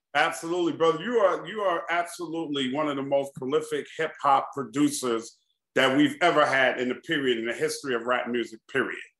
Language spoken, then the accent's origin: English; New York City, New York, United States; I'm from Queens, but Queensbridge, Jamaica Queens and Queensbridge is like two totally different worlds